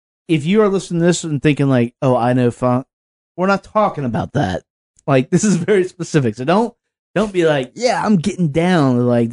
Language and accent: English; the South, United States; growing up in the South